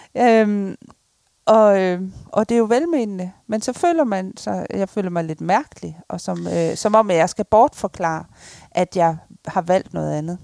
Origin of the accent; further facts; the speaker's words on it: Ikast, Central Denmark Region, Denmark; Det er jo selvfølgelig Jylland, hvor jeg kommer fra, og ved Herning, Ikast